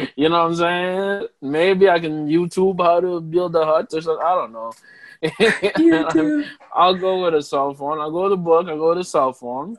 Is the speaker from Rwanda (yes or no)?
yes; Rwanda; as an African Rwandese person